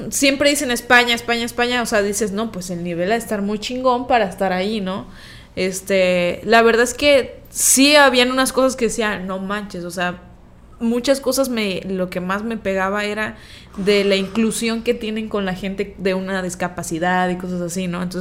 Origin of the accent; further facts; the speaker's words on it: Veracruz, Mexico; soy jarocha.